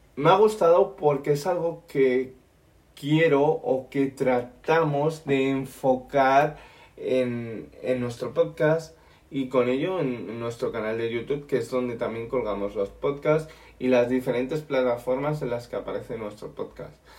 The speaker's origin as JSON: {"language": "Spanish", "country": "Spain", "said": "yo soy español"}